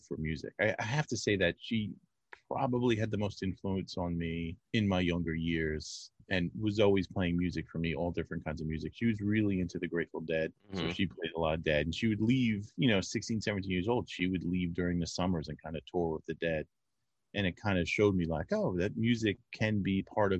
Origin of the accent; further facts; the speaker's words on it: Amityville, New York, United States; I grew up in Amityville